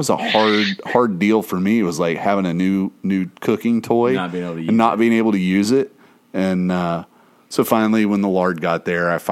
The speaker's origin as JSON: {"language": "English", "region": "East Tennessee", "country": "United States", "tie": "born or raised there", "moved": "yes", "lives_now": "Florida, United States", "said": "growing up in East Tennessee, everybody had a tub of lard in their fucking cupboard"}